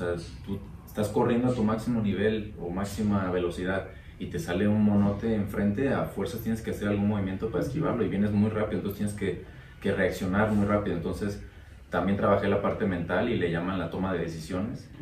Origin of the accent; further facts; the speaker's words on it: Veracruz, Mexico; en mi pueblo